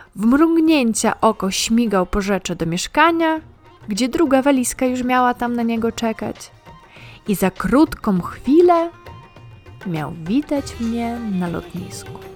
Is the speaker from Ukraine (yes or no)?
yes; Ukraine; now in Poland; Pochodzę z Ukrainy, ale już długo mieszkam w Polsce.